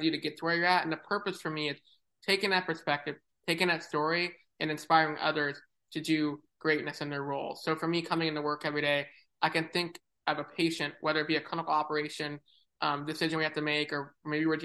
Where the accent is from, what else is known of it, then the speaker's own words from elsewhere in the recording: San Diego, California, United States; moved away as an adult; now in Cleveland, United States; I'm originally from San Diego, California.